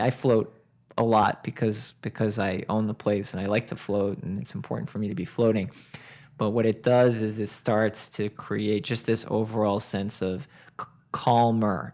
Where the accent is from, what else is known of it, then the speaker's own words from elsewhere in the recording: Boston area, Massachusetts, United States; now in Westport, United States; I was growing up in the Boston area